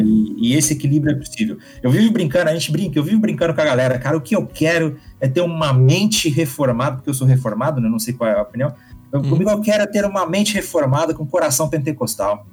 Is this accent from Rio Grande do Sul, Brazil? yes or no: no; interior of Minas Gerais, Brazil; also born or lived in São Paulo; Na verdade, eu não sou mineiro de nascimento. Eu nasci em São Paulo, mas eu cresci em Minas